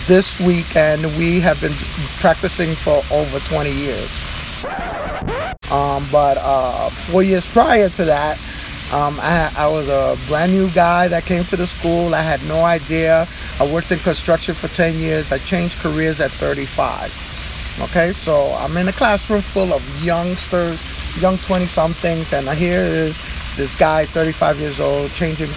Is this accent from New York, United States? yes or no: yes; New York City, New York, United States; I was born and raised in Spanish Harlem